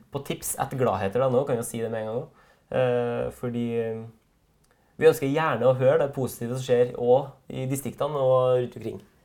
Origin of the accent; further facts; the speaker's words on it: Trøndelag, Norway; vi er fra Trøndelag begge